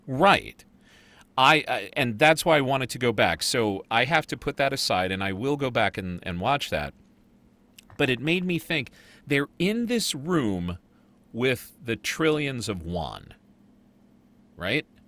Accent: United States; I'm American.

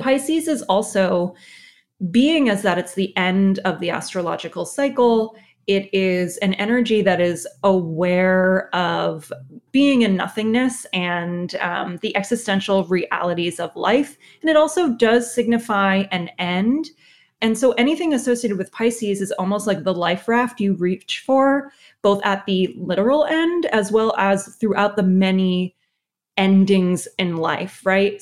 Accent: Connecticut, United States; I'm from Connecticut

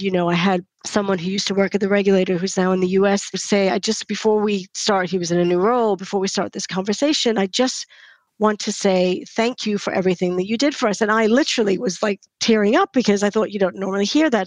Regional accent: United States; moved away; because I'm American, I don't have family here.

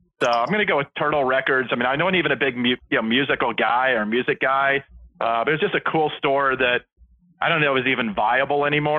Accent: Atlanta, Georgia, United States; I grew up in Atlanta

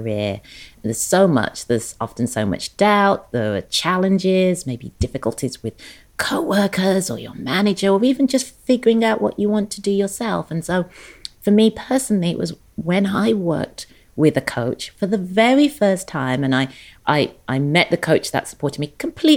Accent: England, United Kingdom; moved away as an adult; also born or lived in London; now in Los Angeles, United States; born and raised in England, educated in England, started my career in London

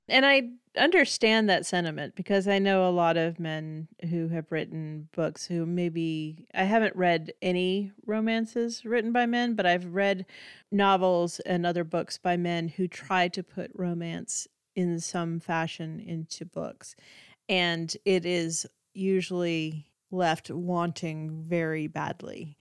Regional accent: South Dakota, United States; moved away; I'm originally from the Midwest and from South Dakota, um, the part that's closest to Minnesota.

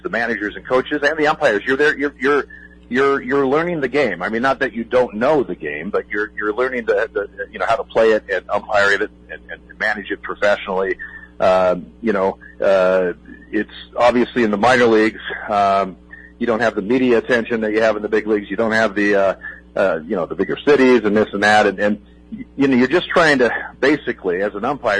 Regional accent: Eugene, Oregon, United States; growing up in Eugene, Oregon

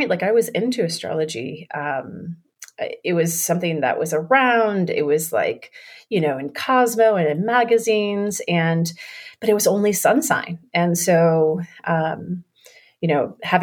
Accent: Florida, United States; I grew up in Florida

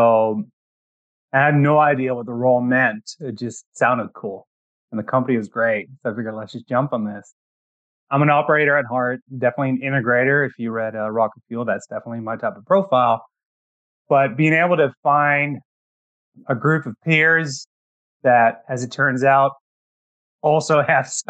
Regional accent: Netherlands; English is a second language; moved away as an adult; now in Canada; I'm actually originally from the Netherlands

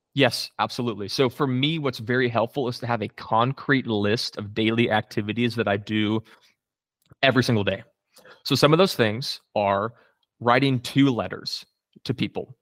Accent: Coppell, Texas, United States; I grew up specifically in Coppell, Texas

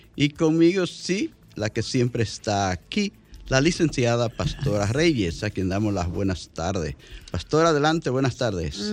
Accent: Santo Cerro, La Vega, Dominican Republic; mi carretera donde yo viví de, niño

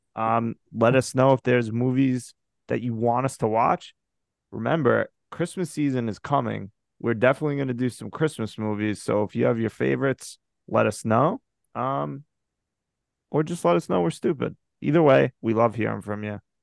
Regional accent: United States; I'm an American

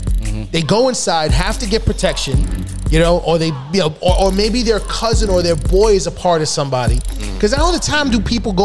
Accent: New York City, New York, United States; I remember growing up in the Bronx

